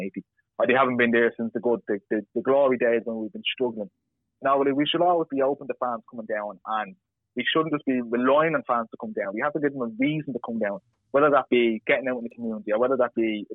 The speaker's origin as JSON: {"language": "English", "town": "Dublin", "region": "Leinster", "country": "Ireland", "tie": "born or raised there", "said": "born and raised in Dublin"}